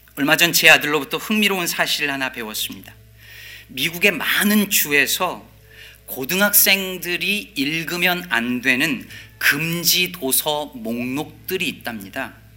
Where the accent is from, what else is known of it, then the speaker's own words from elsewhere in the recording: South Korea; 한국에서 자란 우리 대부분은